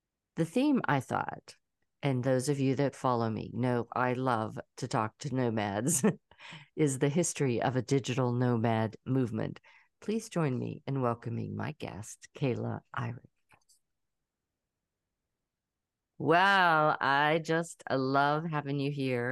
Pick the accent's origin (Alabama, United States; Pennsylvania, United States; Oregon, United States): Pennsylvania, United States; Pittsburgh; also born or lived in Trafford, Pennsylvania; now in Atlanta, United States; I'm originally from Pittsburgh, even though I'm an Atlanta girl now.